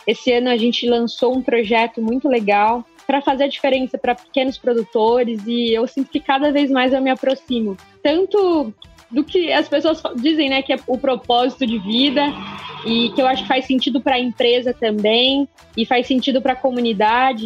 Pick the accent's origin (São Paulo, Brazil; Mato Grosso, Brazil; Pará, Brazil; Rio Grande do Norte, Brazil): Mato Grosso, Brazil; Eu sou zootecnista, eu sou mato-grossense, né, vamos começar por aí, sou mato-grossense